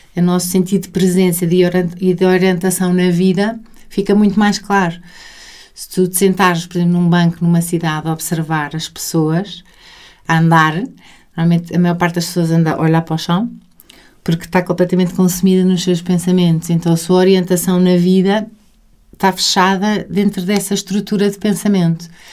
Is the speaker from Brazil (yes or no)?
no; Sintra, Lisbon, Portugal; eu passei muita, muito da minha infância, passei em Sintra. Hum. Os, os, meus dois avós tinham casa em Sintra, então eu passava grandes temporadas de maio a outubro